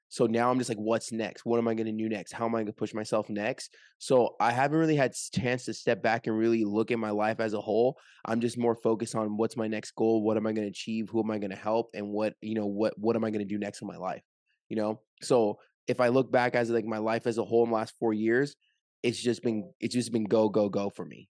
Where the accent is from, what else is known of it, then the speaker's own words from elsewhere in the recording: Orange County, California, United States; moved away as an adult; now in Las Vegas, United States; I'm from Orange County, California, currently live, uh, just moved to Las Vegas